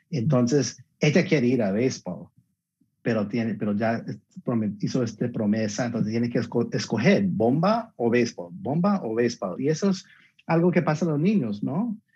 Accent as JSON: {"language": "Spanish", "country": "Colombia", "said": "Y yo, soy colombiano, entonces me encantaría tener un colombiano por allá también."}